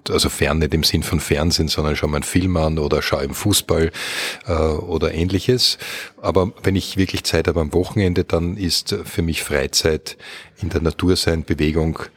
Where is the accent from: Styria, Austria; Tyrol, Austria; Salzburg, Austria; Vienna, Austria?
Vienna, Austria; born there; Ja, das ist bei mir sehr simpel. Ich bin in Wien auf die Welt gekommen und ich lebe auch in Wien.